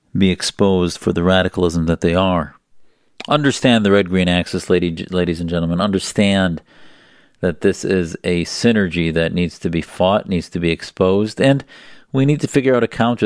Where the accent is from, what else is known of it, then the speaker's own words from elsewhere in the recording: United States; as American Muslims